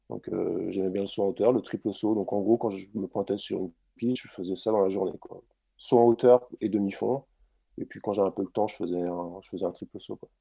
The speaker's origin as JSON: {"language": "French", "region": "Brittany", "country": "France", "tie": "born or raised there"}